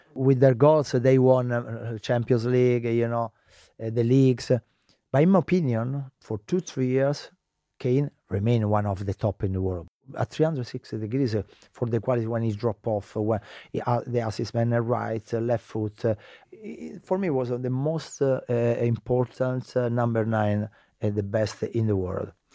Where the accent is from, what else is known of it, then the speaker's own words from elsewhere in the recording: Lazio, Italy; English is a second language; moved away as an adult; also born or lived in England; Lazio, I was born in Lazio